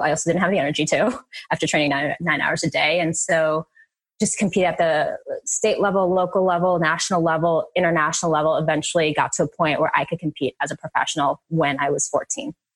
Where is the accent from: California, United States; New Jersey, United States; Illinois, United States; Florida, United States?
New Jersey, United States; Jersey City; I was born in Jersey City, so this is when we were we were living up there.